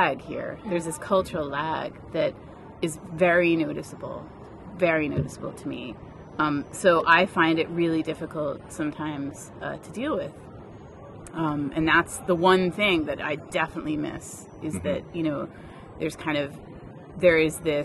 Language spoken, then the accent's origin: English; Vermont, United States; now in England; I grew up in Vermont.